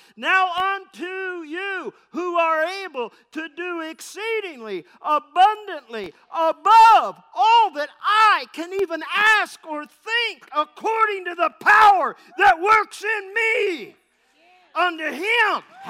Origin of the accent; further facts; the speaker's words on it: Parkersburg, West Virginia, United States; Had a friend say to me, where are you from? I said, Parkersburg.